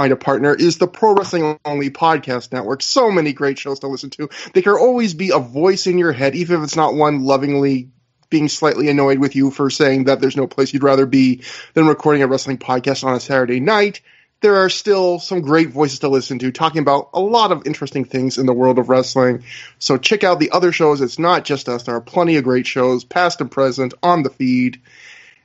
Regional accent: Canada; as a Canadian

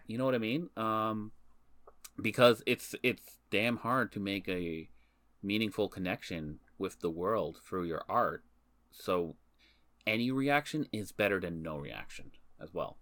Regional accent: Canada; We are Canadian citizens

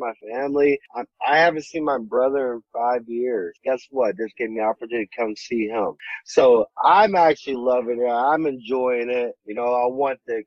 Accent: Ohio, United States; also born or lived in Texas; now in Los Angeles, United States; I'm from Ohio.

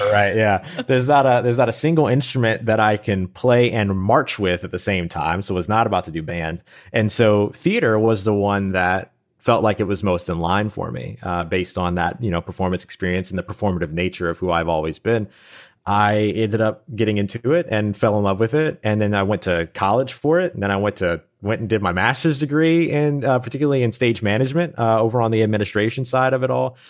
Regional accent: New Orleans, Louisiana, United States; I grew up in New Orleans, Louisiana

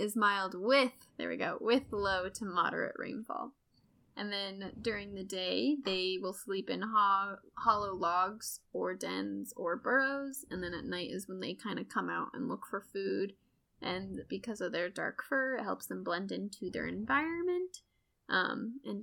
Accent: United States; I'm very American.

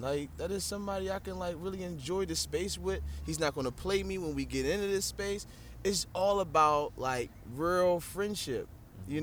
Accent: Baltimore, Maryland, United States; I'm from Baltimore

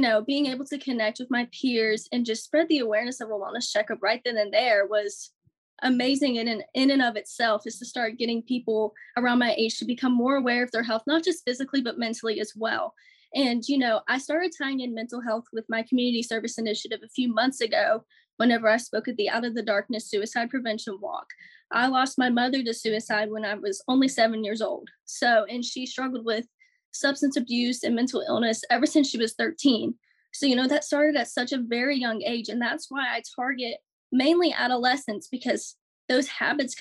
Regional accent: Fairhope, Alabama, United States; I'm 18 years old and I'm from Fairhope, Alabama, and I'm Miss Gulf Coast 2023.

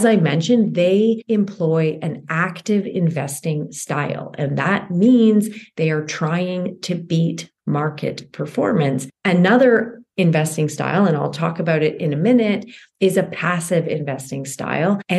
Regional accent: Canada; I am a Canadian uh, CPA

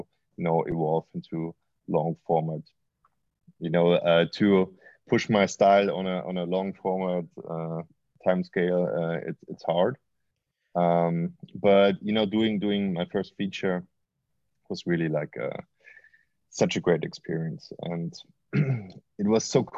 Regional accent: Austria; now in Berlin, Germany; I grew up in Austria

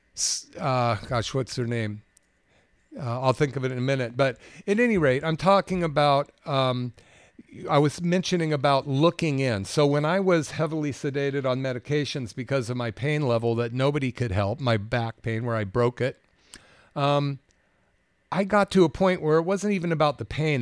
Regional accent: Bay Area, California, United States; growing up in the Bay Area

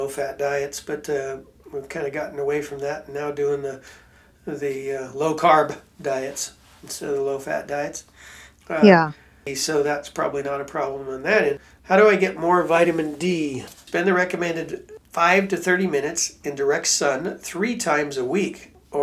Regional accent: Pacific Northwest, United States; I grew up in Pacific Northwest in Washington and Oregon on the West Coast

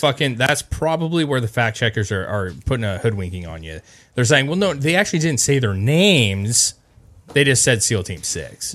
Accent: United States; as an American

